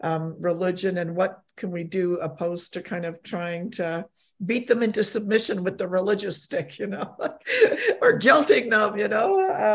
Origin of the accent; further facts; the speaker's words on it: Canada; also born or lived in Poland; I was born in Poland, but came to Canada when I was, you know, a child.